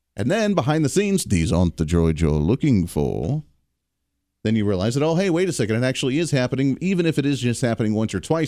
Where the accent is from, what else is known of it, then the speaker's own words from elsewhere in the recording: Ohio, United States; moved away; growing up in Ohio, still having a lot of people that I know in Ohio